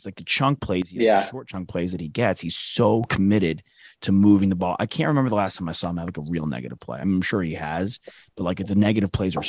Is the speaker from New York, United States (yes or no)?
yes; Long Island, New York, United States; I'm originally from. I'm from up there, from Long Island.